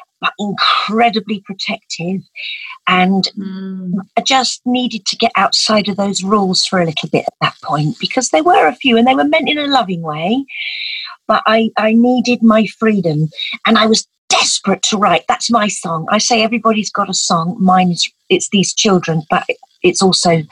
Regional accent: Essex, East of England, United Kingdom; I grew up in Essex, that's where I was born

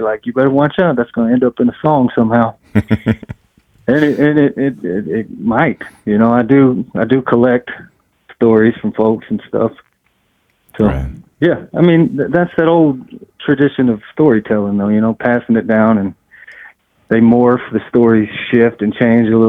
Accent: East Texas, United States; now in North Georgia, United States; I grew up in East Texas

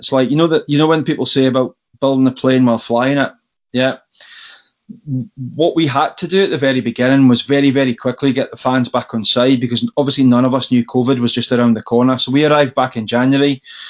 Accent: Berwick-upon-Tweed, North East England, United Kingdom; now in Falkirk, United Kingdom; Berwick people generally are funny people. We have that perennial. We're not English, we're not Scottish, we're actually Berwickers. We're different, we're almost like the Republic State of Berwick-upon-Tweed, but, so somewhere in the middle.

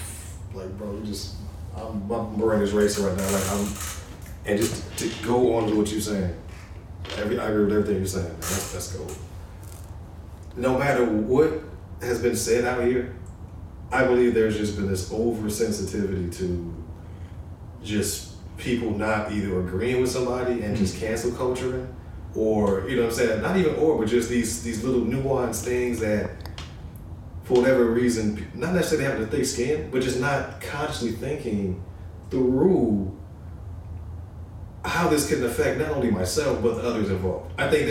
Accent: Chicago, Illinois, United States; We come from Chicago, right?

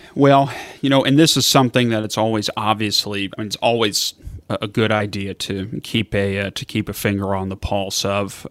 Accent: Kentucky, United States; moved away; I'm from Kentucky originally

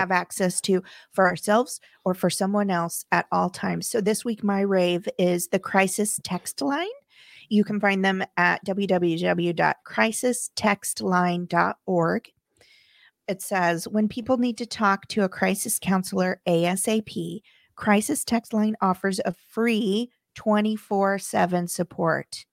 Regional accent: Midwest, United States; I come from the Midwest

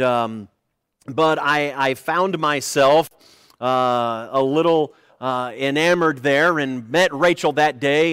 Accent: United States

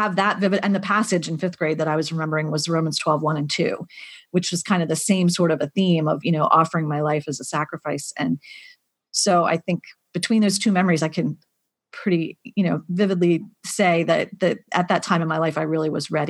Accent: Pennsylvania, United States; Grew up in Pennsylvania. Yep. Grew up in a Christian family with, family members who were missionaries and pastors

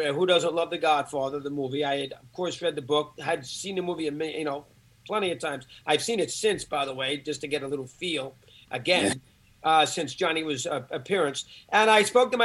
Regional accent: Syosset, New York, United States; I'm from Syosset, Long Island

